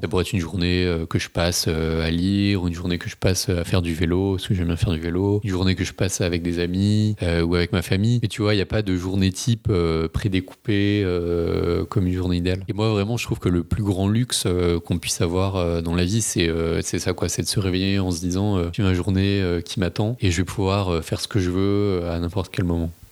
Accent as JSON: {"language": "French", "town": "Paris", "region": "Île-de-France", "country": "France", "tie": "born or raised there", "said": "j'habite à Paris, j'ai grandi à Paris"}